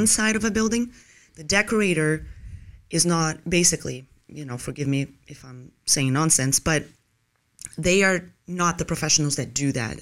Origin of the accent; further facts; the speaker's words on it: Brazil; moved away as an adult; also born or lived in Los Angeles, United States; now in Tampa, United States; I was born originally in Brazil, and then I went there for college